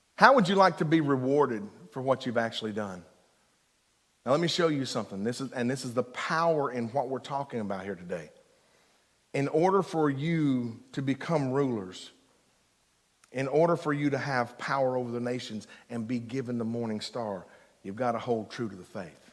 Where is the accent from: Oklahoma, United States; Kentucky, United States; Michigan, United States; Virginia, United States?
Kentucky, United States; Eastern; I'm from Eastern Kentucky